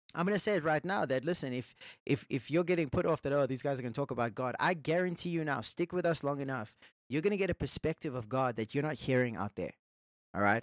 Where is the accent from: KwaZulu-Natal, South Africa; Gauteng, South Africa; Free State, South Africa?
Gauteng, South Africa; Johannesburg; we're from South Africa, Johannesburg